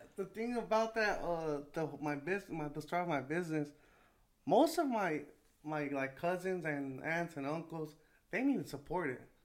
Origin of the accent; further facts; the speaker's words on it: Salinas, California, United States; I grew up in Salinas, California